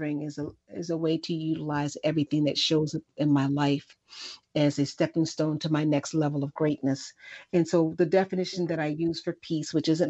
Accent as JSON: {"language": "English", "town": "Chicago", "region": "Illinois", "country": "United States", "tie": "born or raised there", "said": "I'm from the South Side of Chicago, and I grew up in extreme poverty"}